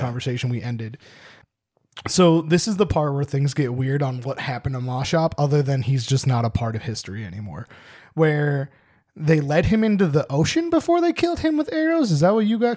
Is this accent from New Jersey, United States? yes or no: yes; New Jersey, United States